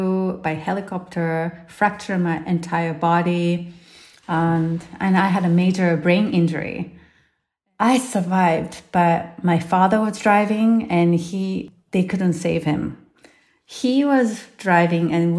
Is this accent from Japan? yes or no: yes; Japan; moved away; I'm from Japan originally